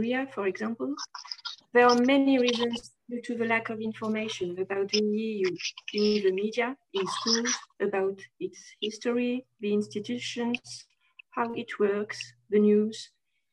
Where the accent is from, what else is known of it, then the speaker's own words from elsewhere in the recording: France; also born or lived in Lyon; I'm European, but French also. I'm living in Lyon